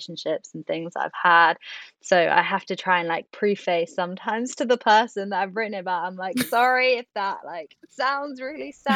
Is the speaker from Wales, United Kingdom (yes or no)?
yes; Swansea, Wales, United Kingdom; moved away; Swansea is actually my hometown. So it's going to be nice to come home